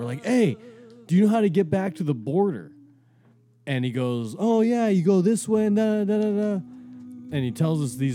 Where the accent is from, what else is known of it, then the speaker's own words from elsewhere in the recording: California, United States; We're from California